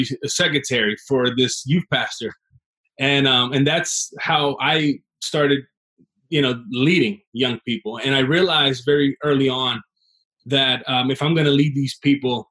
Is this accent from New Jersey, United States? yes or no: yes; Trenton, New Jersey, United States; also born or lived in Chicago, Illinois; Grew up in Trenton, New Jersey